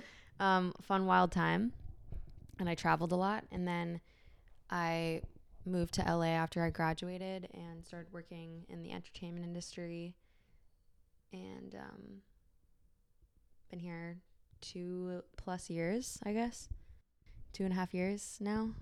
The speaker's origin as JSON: {"language": "English", "town": "San Francisco", "region": "California", "country": "United States", "tie": "born or raised there", "said": "I was born and raised in San Francisco in the city"}